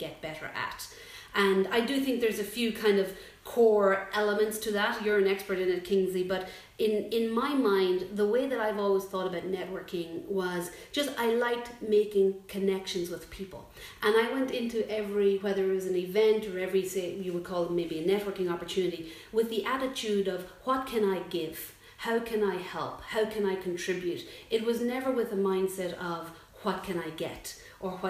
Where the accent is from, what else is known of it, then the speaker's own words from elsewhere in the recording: County Louth, Ireland; moved away as an adult; also born or lived in Pittsburgh, United States / Toronto, Canada / New York, United States; now in San Francisco, United States; I'm originally from County Louth, and I left Ireland about 17 years ago to go to graduate school in Pittsburgh